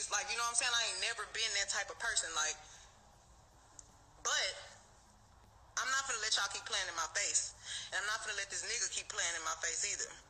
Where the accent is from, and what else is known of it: Houston, Texas, United States